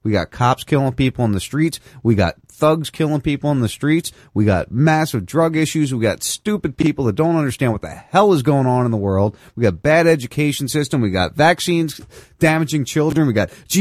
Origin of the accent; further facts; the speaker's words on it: near Atlantic City, New Jersey, United States; I grew up in Atlantic City